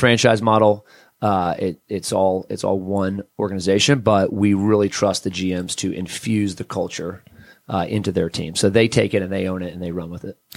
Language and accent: English; South Florida, United States; now in Atlanta, United States; I grew up in South Florida originally